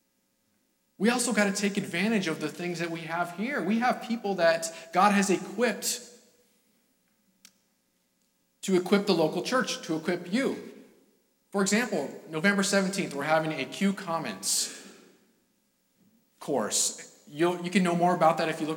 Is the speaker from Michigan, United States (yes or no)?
no; California, United States; now in New England, United States; I'm from California